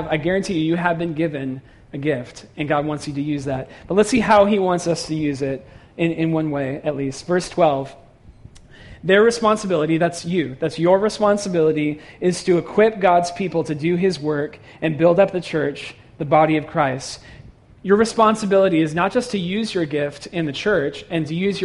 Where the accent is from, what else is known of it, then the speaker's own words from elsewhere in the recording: San Francisco Bay Area, California, United States; moved away as an adult; I grew up in San Francisco Bay Area